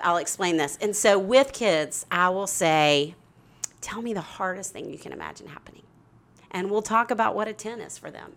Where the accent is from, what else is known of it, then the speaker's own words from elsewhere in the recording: Arkansas, United States; I'm from Arkansas